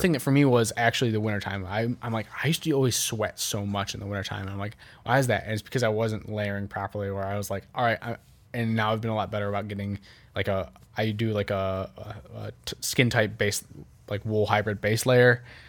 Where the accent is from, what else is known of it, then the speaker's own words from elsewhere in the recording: Midwest, United States; as a Midwesterner